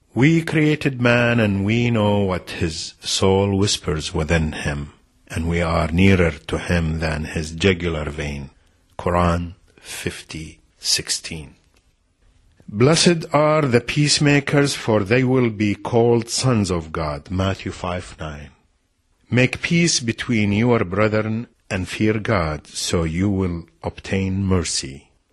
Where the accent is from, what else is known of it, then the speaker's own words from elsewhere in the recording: Iraq; We were 15 men and women from Najaf and Karbala